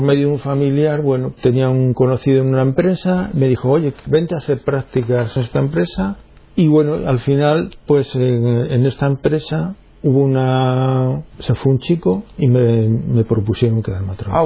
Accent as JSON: {"language": "Spanish", "town": "Minas de Riotinto", "region": "Andalusia", "country": "Spain", "tie": "born or raised there", "said": "Nací en Minas de Rutinto, en Huelva, en una familia, digamos, cristiana, normal, de misa dominical"}